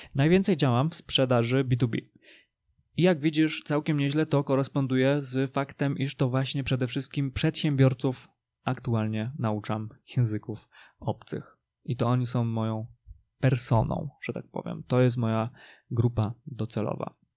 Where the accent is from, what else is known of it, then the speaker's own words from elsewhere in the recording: Polish mountains, Poland; moich rodzinnych stronach polskich górach